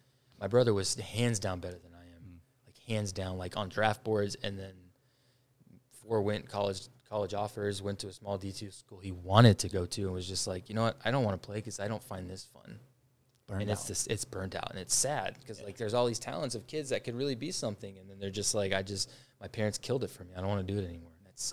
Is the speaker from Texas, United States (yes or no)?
yes; San Antonio, Texas, United States; I'm from San Antonio.